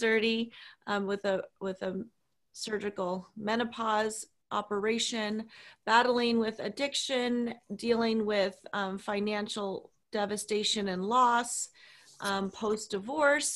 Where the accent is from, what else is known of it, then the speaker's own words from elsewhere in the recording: Hawaii, United States; we were raised in Hawaii